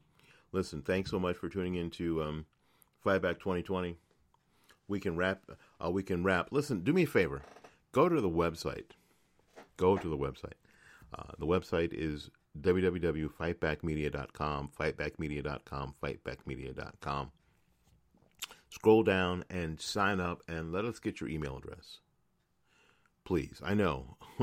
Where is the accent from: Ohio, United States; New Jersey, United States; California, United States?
New Jersey, United States; So far, a lot better than my home state of New Jersey.